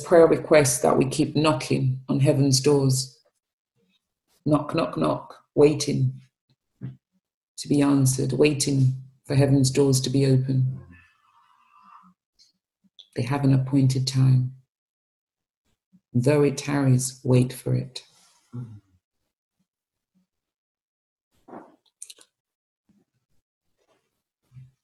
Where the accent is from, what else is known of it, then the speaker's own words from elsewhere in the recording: Sierra Leone; moved away; growing up in Sierra Leone